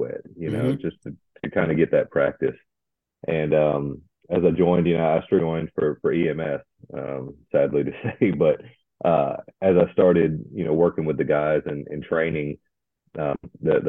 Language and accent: English; Columbia, South Carolina, United States; now in North Alabama, United States; I grew up in South Carolina in Columbia.